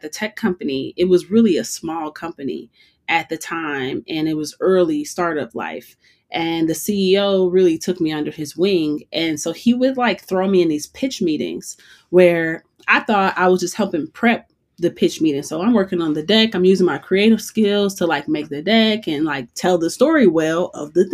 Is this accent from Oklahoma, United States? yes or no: no; Chicago, Illinois, United States; moved away as an adult; also born or lived in Boulder, Colorado; now in Colorado, United States; when I moved to Colorado, I'm originally from Chicago